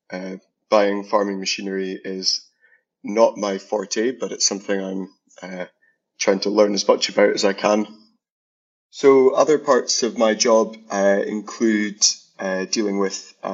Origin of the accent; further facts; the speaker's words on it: Aberdeen, Scotland, United Kingdom; I'm not from a farming family or background. I grew up in Aberdeen. Uh, that's where I was born, and uh, went to school in the city